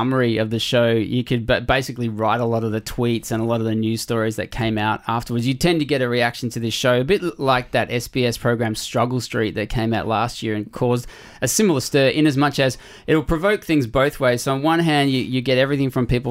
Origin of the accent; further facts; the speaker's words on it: Australia; as an Australian